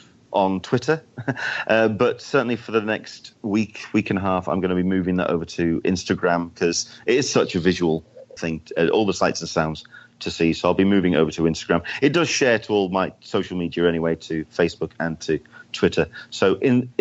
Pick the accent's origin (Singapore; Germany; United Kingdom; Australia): United Kingdom; now in San Diego, United States; being a Brit in California weather